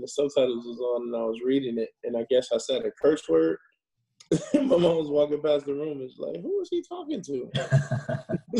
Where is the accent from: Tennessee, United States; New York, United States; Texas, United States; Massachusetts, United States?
New York, United States; New York City; moved away; also born or lived in Los Angeles; growing up in the Bronx, New York, I was always interested in film and television